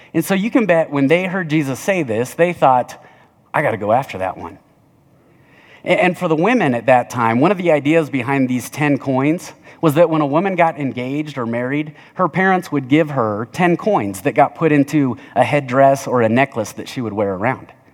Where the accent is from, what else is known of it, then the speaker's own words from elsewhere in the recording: Littleton, United States; I'm from Southside Littleton